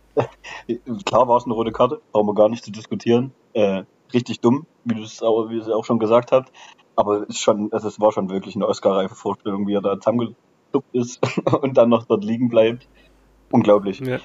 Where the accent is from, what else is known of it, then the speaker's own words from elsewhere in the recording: Aue, Saxony, Germany; Ich äh, habe fünf Minuten äh, vom Stadion weggewohnt, früher auch äh, bei Aue gespielt, mit vier Jahren angefangen